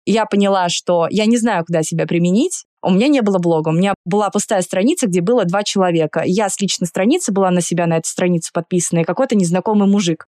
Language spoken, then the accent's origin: Russian; Saint Petersburg, Russia; moved away as an adult; now in Moscow, Russia; Я выросла в Петербурге, я петербурженка в третьем поколении, но я 10 лет живу в Москве